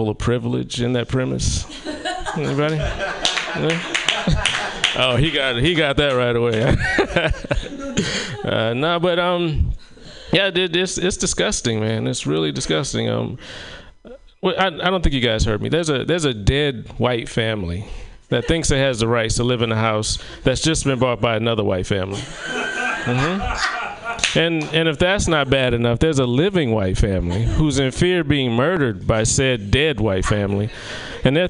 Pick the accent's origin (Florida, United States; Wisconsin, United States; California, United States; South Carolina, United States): South Carolina, United States; moved away; my hometown of South Carolina